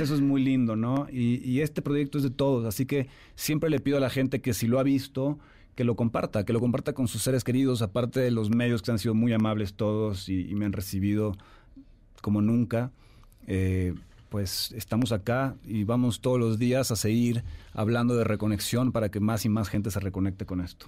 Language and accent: Spanish; Jalisco, Mexico; Jalisco, que es de donde yo soy, quería que se conectaran más con mis raíces